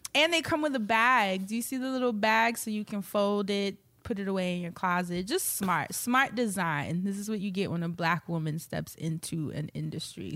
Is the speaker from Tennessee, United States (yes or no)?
no; New York, United States; We're both from New York